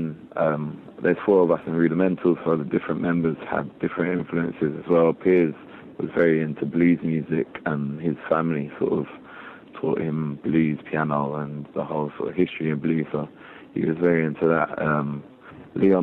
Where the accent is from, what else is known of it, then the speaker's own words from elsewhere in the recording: London, United Kingdom; We grew up in East London, and we were surrounded by so many different cultures